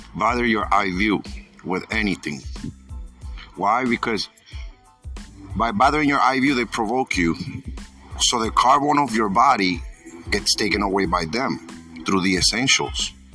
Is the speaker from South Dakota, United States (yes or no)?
no; New York, United States; I'm from New York